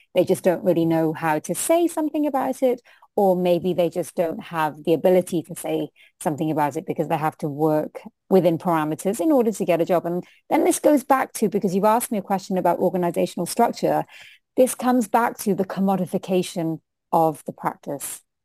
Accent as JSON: {"language": "English", "country": "United Kingdom", "also_born_or_lived": "India", "accent": "British", "first_language": "Hindi", "second_language": "English", "moved": "as an adult", "lives_now": "New Zealand", "said": "as an Indian, who um, my first language is Hindi. It's my, my mother spoke to me first in Hindi. That's my first language, no matter how British I sound."}